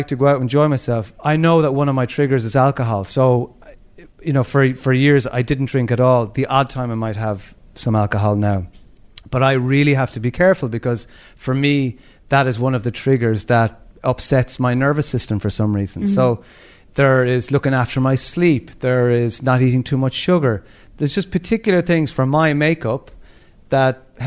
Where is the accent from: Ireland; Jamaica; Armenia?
Ireland; Limerick, Munster; We grew up in Ballycloc in Limerick